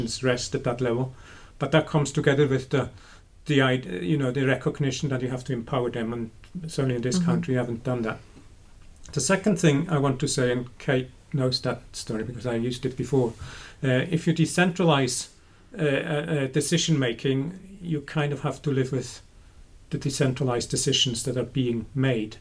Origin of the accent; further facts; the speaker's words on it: Switzerland; now in United Kingdom; I grew up in Switzerland